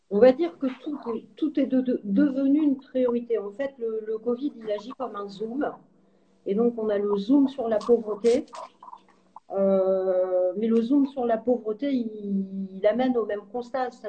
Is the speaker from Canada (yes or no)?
no; France; Je suis une, euh, je suis une, je suis française et européenne.